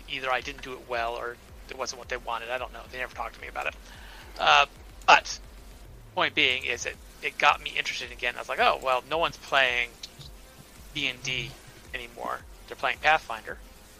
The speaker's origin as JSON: {"language": "English", "region": "Massachusetts", "country": "United States", "also_born_or_lived": "North Carolina / New York State", "moved": "yes", "said": "I'm from Massachusetts"}